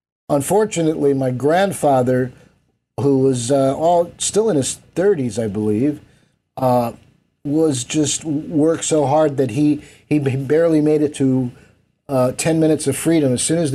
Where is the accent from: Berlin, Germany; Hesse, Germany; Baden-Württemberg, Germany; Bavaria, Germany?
Baden-Württemberg, Germany; Heidelberg; born there; I was born in Heidelberg, Germany, which is, and I was born in an American Army hospital because my father was stationed there in 1955.